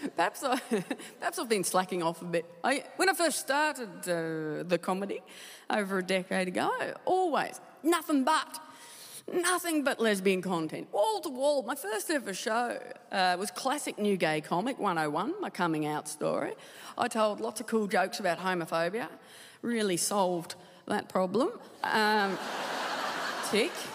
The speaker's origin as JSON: {"language": "English", "region": "Tasmania", "country": "Australia", "tie": "born or raised there", "said": "I, I, love Tasmania. I, I, loved, I loved uh, growing up there"}